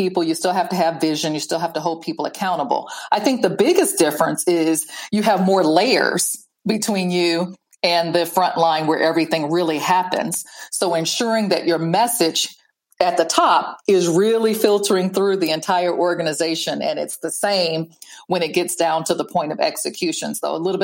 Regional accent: Iowa, United States; I grew up in Iowa

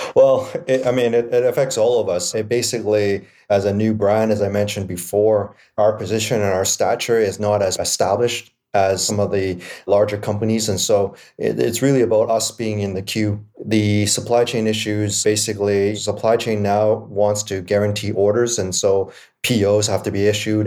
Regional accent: Vancouver, British Columbia, Canada; I'm born and raised in East Vancouver

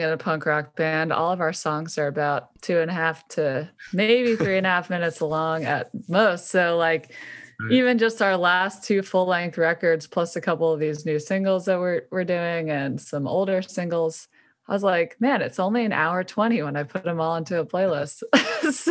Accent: Philadelphia, Pennsylvania, United States; I'm the only Philly

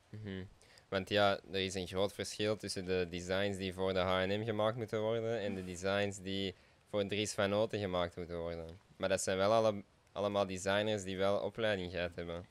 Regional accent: Essen, Flanders, Belgium; wij komen zelf uit Essen

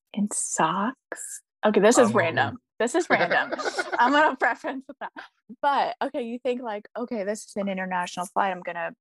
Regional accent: Papillion, Nebraska, United States; moved away as an adult; also born or lived in France; now in Houston, United States; I'm from the Omaha area, town called Papillion, suburb. Yeah, okay, so that's home sweet home

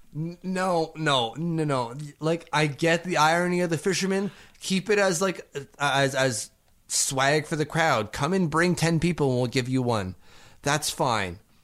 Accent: Canada; I'm Canadian

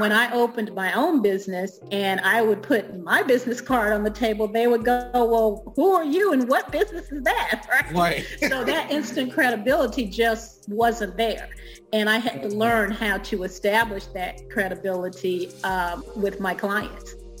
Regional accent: Alabama, United States; born or raised there; moved away as an adult; also born or lived in East Coast; now in DC metro area, United States

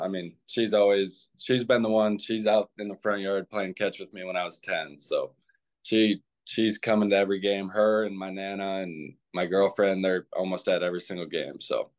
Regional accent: Clinton, Iowa, United States; I'm actually from Clinton, Iowa. So I grew up, it's like 2.5 hours from Chicago. So I grew up going to all the Cubs games and stuff.

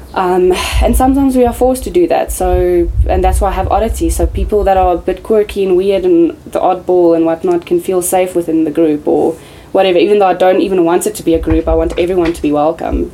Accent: South Africa; I'm South African

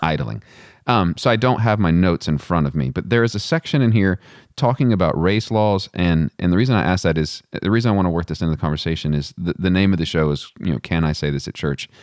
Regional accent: Western Texas, United States; now in Charlottesville, United States; I didn't grow up in Charlottesville, I grew up in Western Texas

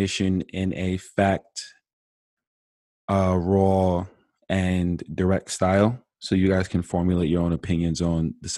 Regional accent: Farmingdale, New York, United States; I'm a 24-year-old Black male from Farmingdale, New York.

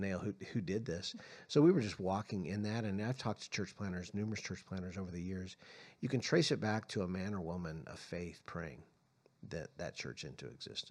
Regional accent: San Francisco, California, United States; also born or lived in Arizona; now in Tucson, United States; I was born in San Francisco, so I have some background of living in California as well as Arizona

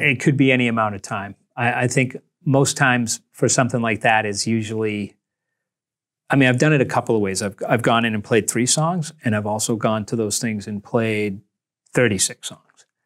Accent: Nantucket, Massachusetts, United States; I was from Nantucket

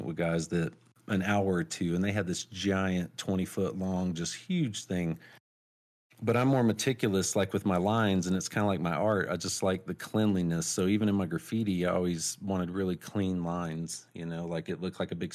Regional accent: North Carolina, United States; moved away; also born or lived in Albuquerque, New Mexico; growing up in North Carolina

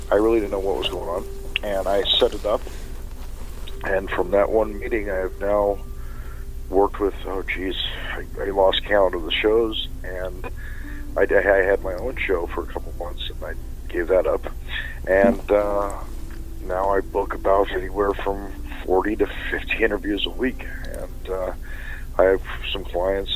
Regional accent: San Diego, California, United States; I was raised in Southern California, San Diego to be precise.

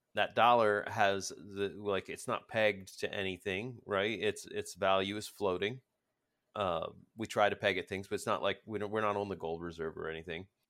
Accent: United States; I'm American

